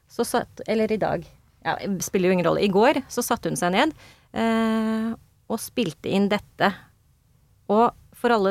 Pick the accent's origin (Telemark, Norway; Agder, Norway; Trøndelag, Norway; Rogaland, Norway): Trøndelag, Norway; Trondheim; Jeg er trønder egentlig, skjønner du.